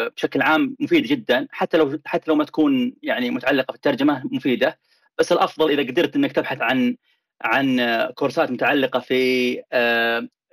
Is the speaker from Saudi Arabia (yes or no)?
yes; Saudi Arabia; now in United States; هنا في امريكا وبين اللي عندنا في السعوديه